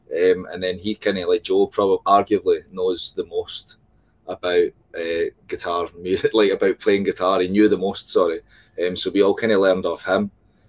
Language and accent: English; Whitburn, Scotland, United Kingdom; So it's not a city. It is a tiny, tiny mining town. Is that what you call it? Yeah. In Scotland, central Scotland, called Whitburn. And it's like, it's got a population of about 11,000 people.